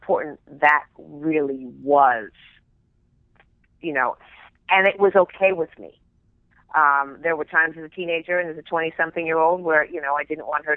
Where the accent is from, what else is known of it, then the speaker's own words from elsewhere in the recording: Beverly Hills, California, United States; I grew up in Beverly Hills